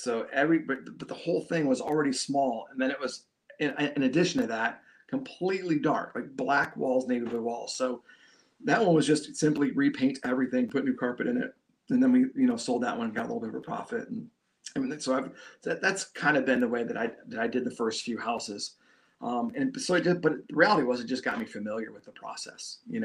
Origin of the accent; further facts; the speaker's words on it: Shelby Township, Michigan, United States; I grew up in Shelby, you know, good spot, good town, nice in the suburbs of, you know, north of Detroit